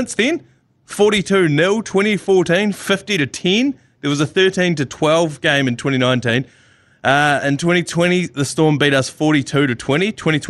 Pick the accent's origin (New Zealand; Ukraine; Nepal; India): New Zealand; where are you from? And I was like, New Zealand.